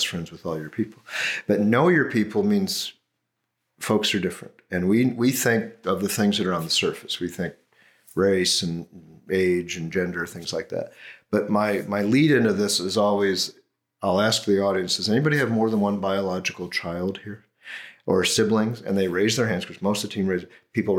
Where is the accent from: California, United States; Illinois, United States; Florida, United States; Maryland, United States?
Illinois, United States; near Chicago; I grew up near Chicago